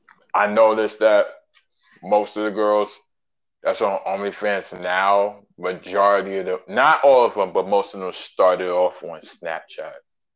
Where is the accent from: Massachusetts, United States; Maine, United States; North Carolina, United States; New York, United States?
New York, United States; New York City; Born and raised in Brooklyn, New York. Shout out Bushwick, shout out Canarsie, and shout out Best Eye.